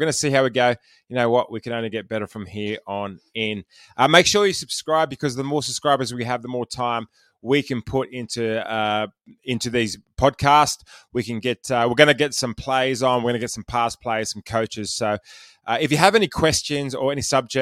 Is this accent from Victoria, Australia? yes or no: no; Penrith, New South Wales, Australia; I'm from Penrith.